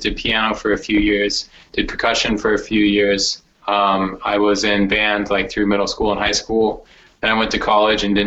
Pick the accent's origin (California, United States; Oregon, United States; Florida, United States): Oregon, United States; also born or lived in Los Angeles; now in San Francisco, United States; I grew up in the Northwest in Oregon.